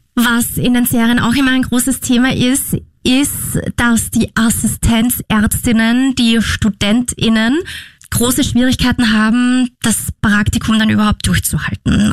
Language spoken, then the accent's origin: German; Austria; bei uns in Österreich